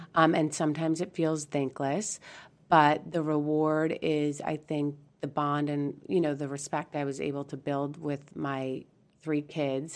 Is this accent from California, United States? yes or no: yes; San Diego, California, United States; also born or lived in Beaumont, Texas; we are from San Diego